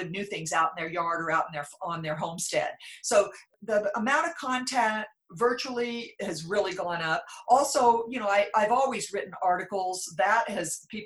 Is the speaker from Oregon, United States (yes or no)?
yes; Klamath Falls, Oregon, United States; moved away as an adult; also born or lived in Australia; now in Rogue Valley, United States; I'm from Southern Oregon. I grew up in Klamath Falls